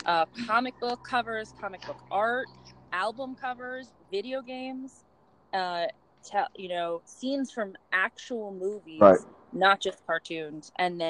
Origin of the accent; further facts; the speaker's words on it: Summit, New Jersey, United States; I was raised in Summit, New Jersey, about 18 miles away. But I lived on a hill